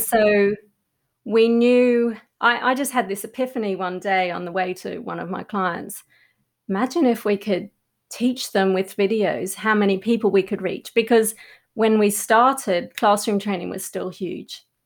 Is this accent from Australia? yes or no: yes; Australia; moved away as an adult; also born or lived in London; in London as an Australian